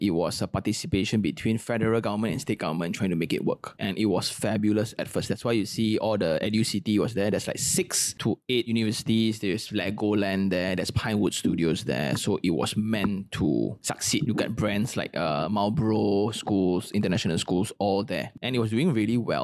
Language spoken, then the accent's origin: English; Malaysia; I'm a Malaysian